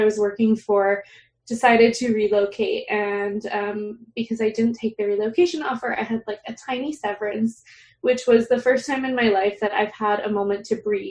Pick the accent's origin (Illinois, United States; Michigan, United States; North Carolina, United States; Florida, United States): Florida, United States; South; moved away; I am originally from South Florida